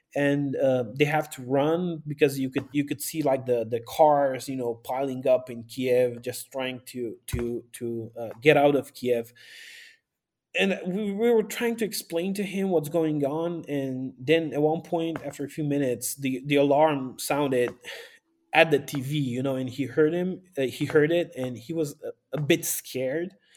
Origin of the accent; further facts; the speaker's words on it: Sighetu Marmației, Maramureș County, Romania; also born or lived in Bucharest; now in Baia Mare, Romania; I am from Romania, the north part of Romania. I was born in Sigetu Marmației, which is at the border